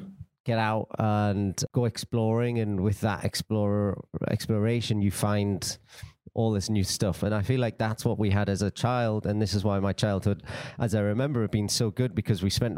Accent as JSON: {"language": "English", "town": "Newcastle", "region": "North East England", "country": "United Kingdom", "said": "I am from Newcastle in England."}